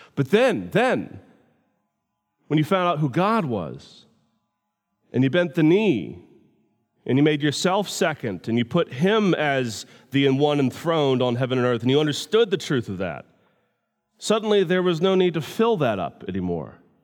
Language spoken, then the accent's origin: English; United States; I'm from America